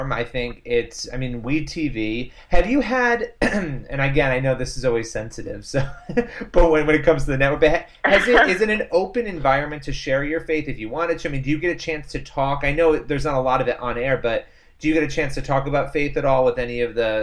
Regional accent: New York, United States; I'm from New York. I live right outside New York City.

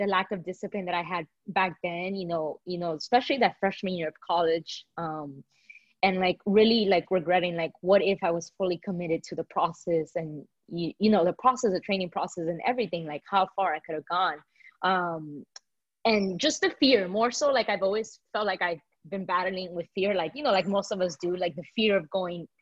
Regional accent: Miami, Florida, United States; moved away as an adult; now in Atlanta, United States; been able to stay in my hometown and see my family

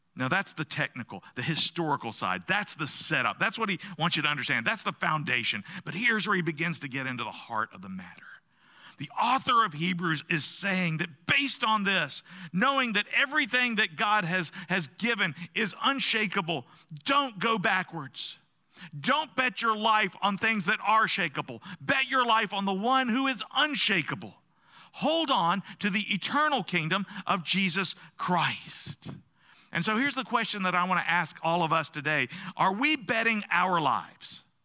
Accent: the South, United States; I grew up in the South, where you don't ask people uncomfortable questions at uncomfortable times

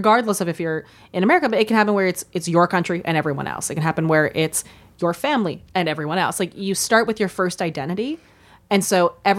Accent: Minnesota, United States; I grew up in the prairie in Minnesota, and I knew Jewish people and Mormon peop

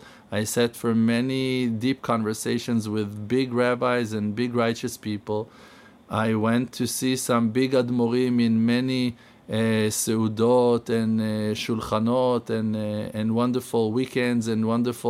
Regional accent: Jerusalem, Jerusalem District, Israel; I was born in Yerushalayim 44 years ago, and Baruch Hashem spent most of our lives in Yerushalayim

